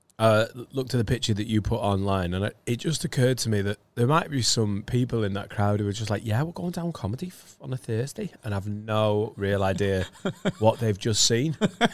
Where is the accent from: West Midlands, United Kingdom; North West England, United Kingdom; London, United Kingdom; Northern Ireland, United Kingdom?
North West England, United Kingdom; Preston; moved away; You know, I'm from Preston.